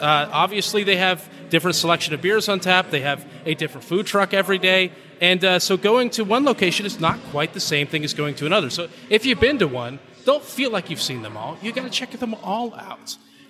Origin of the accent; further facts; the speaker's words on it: the Northwest, Pacific Northwest, United States; moved away as an adult; now in Georgia, United States; I'm from the Northwest.